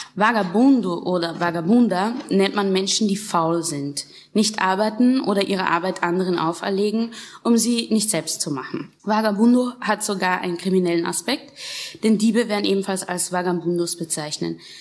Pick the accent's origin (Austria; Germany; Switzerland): Austria; Linz, Upper Austria; aus Linz, so wie ich